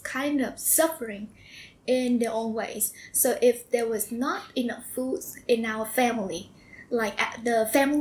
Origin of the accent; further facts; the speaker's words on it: Ho Chi Minh City, Vietnam; accent: Vietnamese; English is a second language; also born or lived in Fullerton, California, United States; I grew up here in Saigon